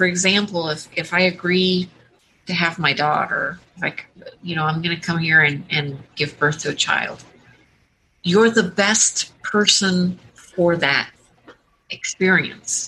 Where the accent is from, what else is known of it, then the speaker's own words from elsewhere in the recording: San Diego, California, United States; now in New Hampshire, United States; I was born in San Diego